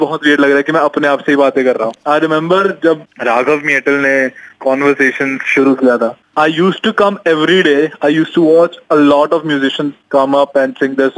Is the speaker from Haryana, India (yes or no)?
yes; Rohtak, Haryana, India; moved away; also born or lived in Pune; मैं रोहतक से हूँ